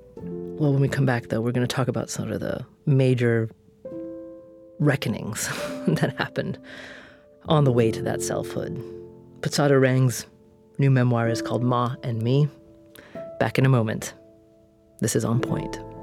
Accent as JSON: {"language": "English", "town": "Corvallis", "region": "Oregon", "country": "United States", "tie": "born or raised there", "said": "my hometown of Corvallis, Oregon"}